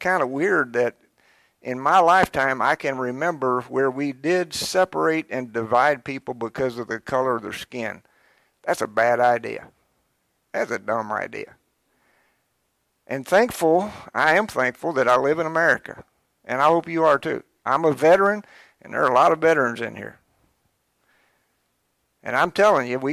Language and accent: English; Georgetown, Kentucky, United States; growing up in Georgetown, I was born in Georgetown, and I started out in Scott County